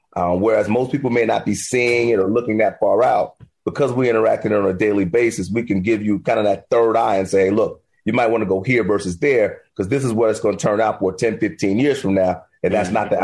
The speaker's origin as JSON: {"language": "English", "town": "Miami", "region": "Florida", "country": "United States", "said": "I'm from Liberty City, Miami, Florida"}